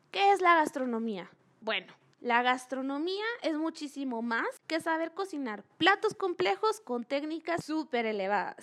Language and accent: Spanish; Guatemala; nosotros como guatemaltecos